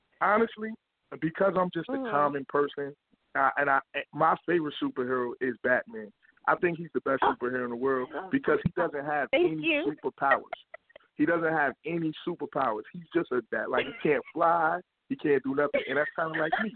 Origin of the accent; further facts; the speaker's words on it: New York, United States; I grew up in New York as a kid